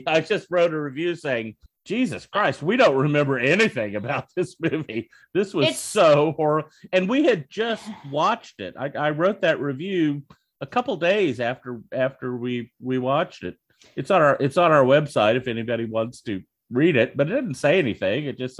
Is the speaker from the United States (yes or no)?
yes; Oklahoma, United States; Hey, my Oklahoma people built your fucking pipeline, you know?